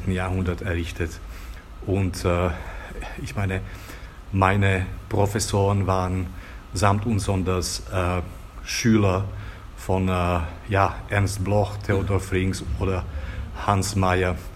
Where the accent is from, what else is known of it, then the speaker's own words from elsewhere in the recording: Bratislava, Bratislava Region, Slovakia; ich bin in Bratislava aufgewachsen